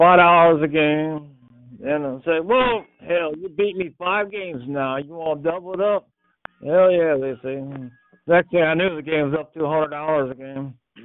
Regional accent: North Carolina, United States; I'm from North Carolina.

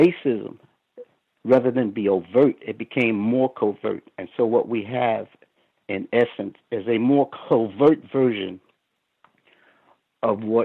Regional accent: New York City, New York, United States; I grew up in New York, and the tough areas when I grew up were Brownsville. I grew up in Brownsville

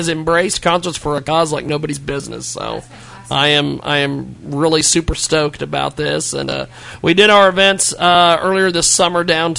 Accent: McPherson, Kansas, United States; I grew up in McPherson and I love the band shell

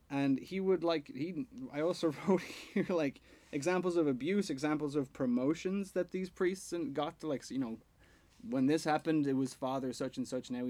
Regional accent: Ireland; I would miss the community feeling that growing up in Ireland and going to church every Sunday kind of had.

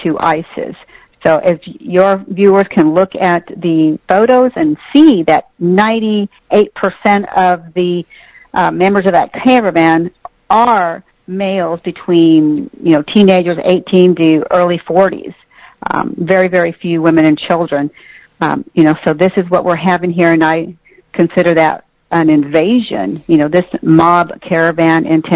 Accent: Texas, United States; I'm from Texas

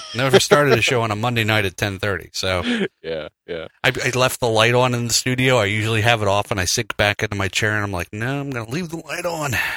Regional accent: Kentucky, United States; I'm from Kentucky

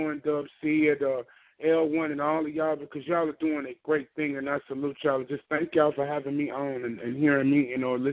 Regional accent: Memphis, Tennessee, United States; I am from Memphis

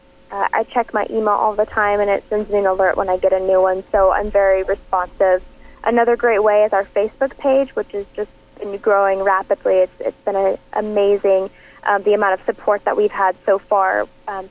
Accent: Portland, United States; this is my hometown

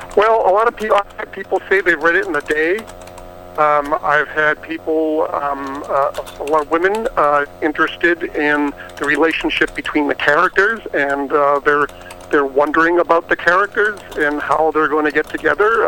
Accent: Plymouth, Massachusetts, United States; I grew up in Boston uh, in the Plymouth area

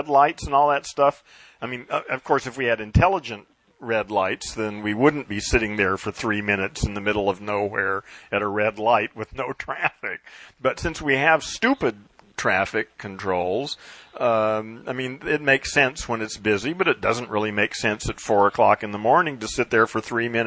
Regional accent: United States; first language English; I was brought up in America and programmed with English

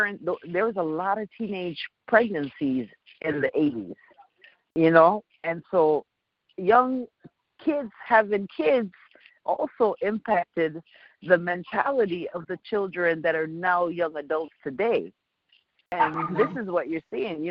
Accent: New Jersey, United States; being a kid growing up in Jersey

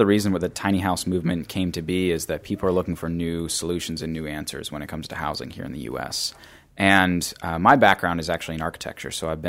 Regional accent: Pittsburgh, Pennsylvania, United States; So I actually grew up in Pittsburgh. I grew up in the South Hills, and I moved back about a year and a half ago.

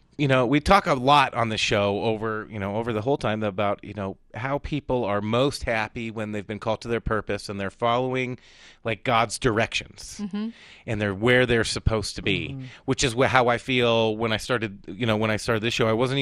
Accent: Southern California, United States; moved away; I grew up in Southern California, too, in a town where there was a lot of Hispanic families.

